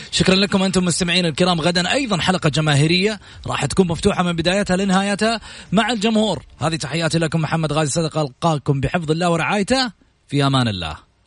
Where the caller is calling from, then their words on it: Jeddah, Makkah Province, Saudi Arabia; من جده